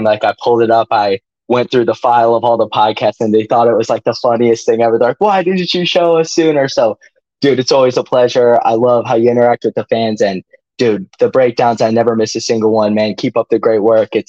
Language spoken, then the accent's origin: English; St. Louis, Missouri, United States; I'm a St. Louis guy, St. Louis, Missouri.